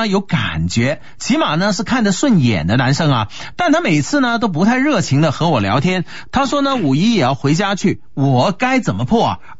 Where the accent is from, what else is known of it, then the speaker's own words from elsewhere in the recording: China; 有来无往非礼也，对不对？我们中国人嘛是礼仪之邦啊